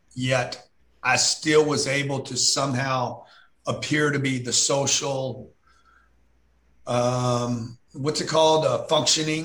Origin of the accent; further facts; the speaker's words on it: Lake Charles, Louisiana, United States; I grew up in Lake Charles when I was 10 years old.